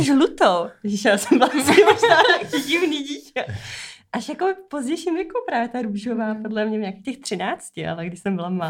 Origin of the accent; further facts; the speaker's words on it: Hobšovice, Central Bohemian Region, Czechia; jsem z Hopšovic, eh, od Slanýho, tady kousek vlastně za okay. Prahou.